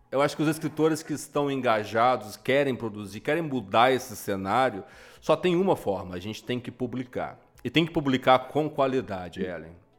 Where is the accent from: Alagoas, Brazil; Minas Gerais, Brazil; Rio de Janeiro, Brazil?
Minas Gerais, Brazil; como bom mineiro que sou